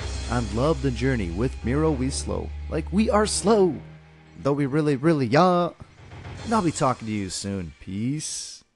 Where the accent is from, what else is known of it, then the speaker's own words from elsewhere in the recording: Poland; born there; I was born in Poland.